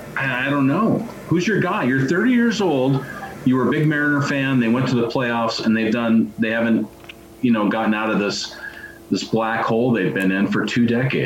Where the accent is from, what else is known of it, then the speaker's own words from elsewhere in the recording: Tacoma, Washington, United States; also born or lived in Gig Harbor; growing up in Tacoma and Gig Harbor.